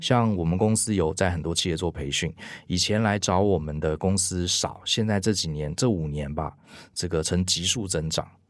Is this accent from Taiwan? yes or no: yes; Taiwan; 我们台湾人